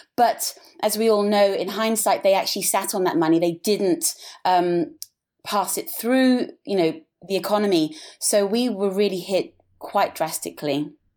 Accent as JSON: {"language": "English", "region": "England", "country": "United Kingdom", "tie": "born or raised there", "also_born_or_lived": "Africa / Switzerland", "moved": "as an adult", "lives_now": "Sydney, Australia", "said": "I was born in Africa, and when I was three, I moved back to England"}